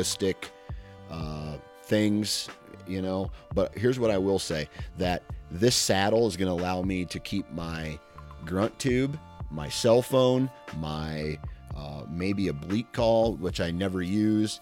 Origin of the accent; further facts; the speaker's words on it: Iowa, United States; I'm from Iowa